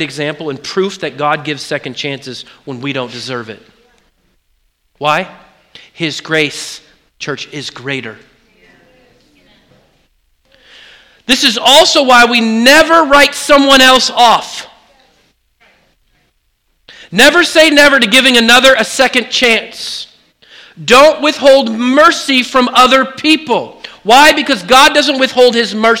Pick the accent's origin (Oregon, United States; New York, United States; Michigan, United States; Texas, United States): Oregon, United States; I grew up in Oregon.